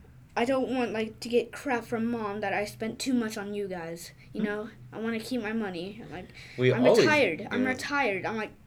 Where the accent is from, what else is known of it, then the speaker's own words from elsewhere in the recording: Finland; I'm actually from Finland